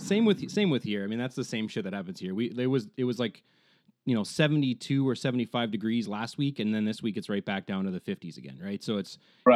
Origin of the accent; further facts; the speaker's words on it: Ontario, Canada; I'm from Canada, right? From Ontario.